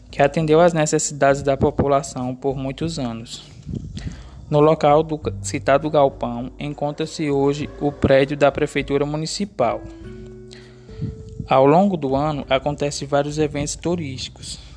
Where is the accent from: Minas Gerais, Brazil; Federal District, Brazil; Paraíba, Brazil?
Paraíba, Brazil; Riacho dos Cavalos; sou da cidade de Riacho dos Cavalos, Paraíba